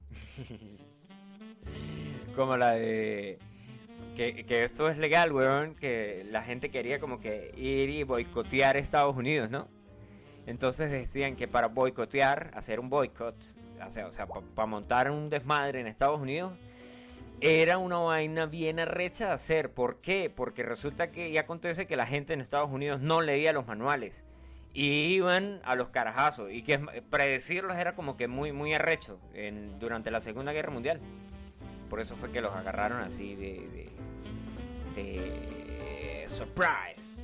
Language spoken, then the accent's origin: Spanish; Venezuela; moved away; en mi país. Bueno, de hecho en Venezuela